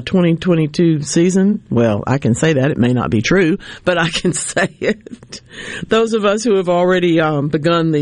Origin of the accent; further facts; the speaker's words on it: Louisiana, United States; my home state of Louisiana